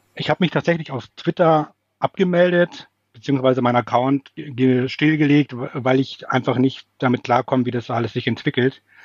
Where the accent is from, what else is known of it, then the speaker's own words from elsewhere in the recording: Munich, Bavaria, Germany; moved away as an adult; now in Hamburg, Germany; ich komme ursprünglich aus München, deswegen ist das Servus dabei